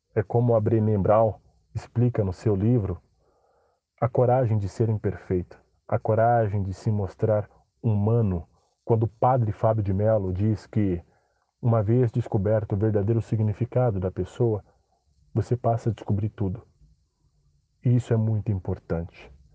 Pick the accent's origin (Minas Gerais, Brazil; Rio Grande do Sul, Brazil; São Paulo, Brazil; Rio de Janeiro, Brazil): São Paulo, Brazil; sou de São Paulo, capital